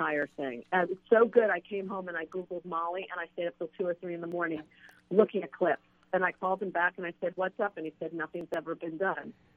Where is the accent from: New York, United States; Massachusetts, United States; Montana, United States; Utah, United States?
New York, United States; moved away as an adult; also born or lived in California; I grew up in New York.